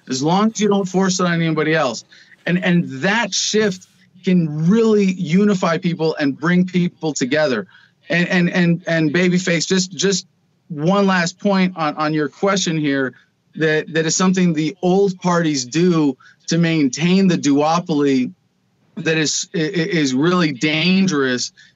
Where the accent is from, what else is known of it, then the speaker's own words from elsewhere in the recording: Arizona, United States; in my home state of Arizona